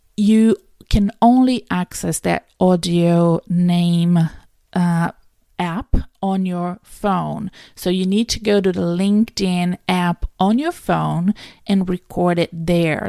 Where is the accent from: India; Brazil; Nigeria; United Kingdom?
Brazil; now in Australia; I'm from Brazil